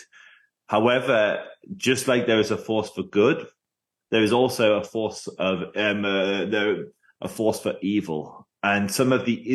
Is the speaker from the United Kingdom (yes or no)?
yes; England, United Kingdom; I'm an Englishman.